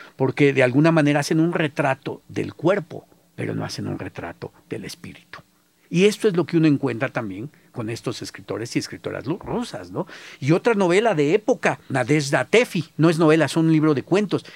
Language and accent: Spanish; Mexico